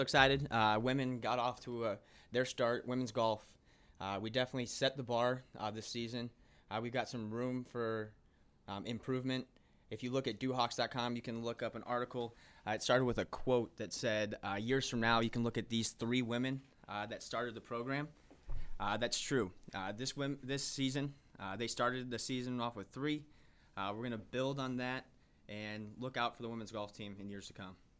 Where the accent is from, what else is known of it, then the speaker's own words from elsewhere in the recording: Bloomington, Illinois, United States; also born or lived in Decatur, Illinois; I'm originally from Bloomington, Illinois, uh, where I played